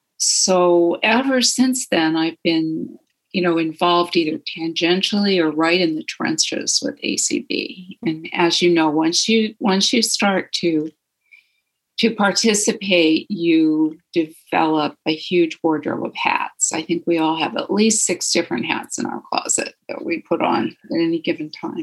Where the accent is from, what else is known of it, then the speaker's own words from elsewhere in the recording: Dearborn, Michigan, United States; also born or lived in Toledo; now in Saratoga, United States; Well, I am originally from an area near Detroit, Michigan. Hello, Cindy in Flat Rock. I was born in Toledo, Ohio, and we moved to Dearborn area until 1960 something, and then migrated out to California here in Saratoga, Los Gatos area of the peninsula